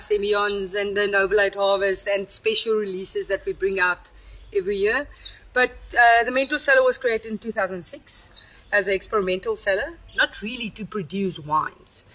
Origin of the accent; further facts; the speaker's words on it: Paarl, Western Cape, South Africa; also born or lived in Upington; I grew up in Paul. I was born in Uppington